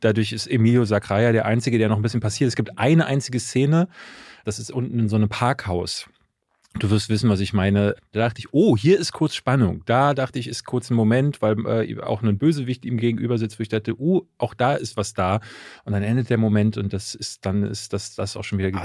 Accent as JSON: {"language": "German", "region": "Berlin", "country": "Germany", "tie": "born or raised there", "said": "ich bin in Berlin-Marzahn groß geworden."}